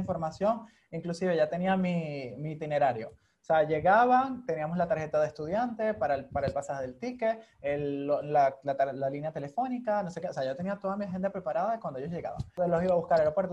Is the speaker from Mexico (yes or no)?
no; Venezuela; moved away as an adult; also born or lived in Hungary; emigrar siendo venezolano